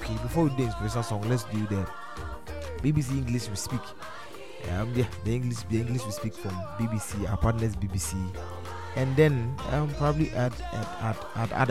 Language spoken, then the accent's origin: English; Ghana; as a Ghanaian